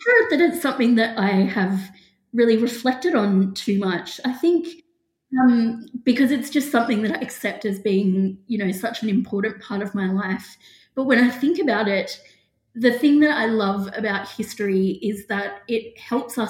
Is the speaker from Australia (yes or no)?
yes; Grafton, New South Wales, Australia; moved away as an adult; also born or lived in Sydney; I grew up in Grafton, which is in the Northern Rivers region of New South Wales.